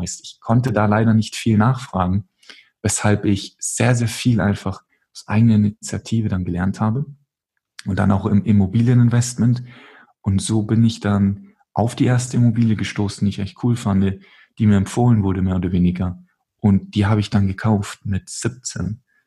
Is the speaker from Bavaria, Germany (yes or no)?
yes; Munich, Bavaria, Germany; ich komme aus München